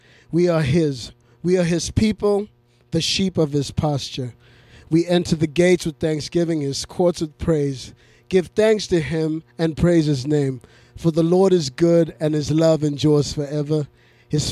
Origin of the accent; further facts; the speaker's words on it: Zimbabwe; moved away; I grew up in Zimbabwe